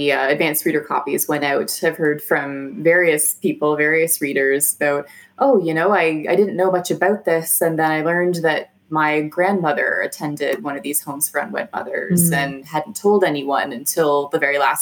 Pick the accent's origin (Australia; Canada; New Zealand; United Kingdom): Canada